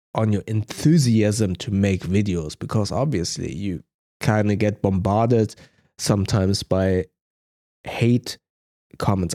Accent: Germany; accent: German; English is a second language; my German accent

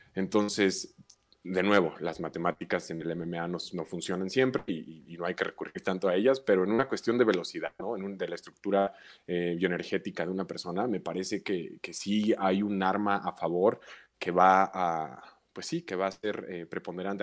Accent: Mexico City, Mexico; soy mexicano, nací en la Ciudad de México, vivo actualmente en la Ciudad de México, he residido en esta ciudad casi la totalidad de mi vida.

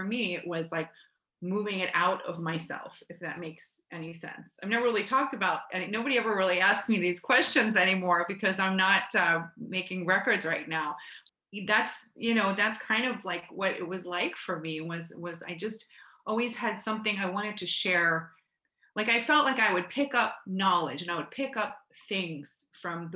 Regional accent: Cherry Hill, New Jersey, United States; also born or lived in Philadelphia, Pennsylvania; I grew up in Cherry Hill, New Jersey, which is a few miles outside of Philadelphia, where my parents were born and raised. I was born in Philadelphia

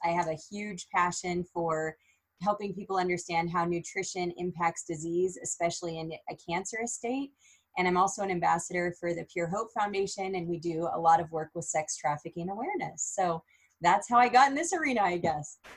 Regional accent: Minden, Nebraska, United States; I was born and raised in Minden, Nebraska, small town girl

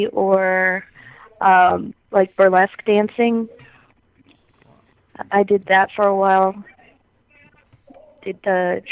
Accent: Nashua, New Hampshire, United States; also born or lived in Virginia; I was living in Virginia at the time, but I'm from Nashua, New Hampshire.

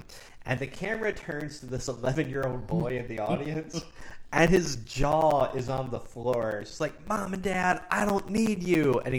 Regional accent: Cincinnati, Ohio, United States; And I'm from Cincinnati

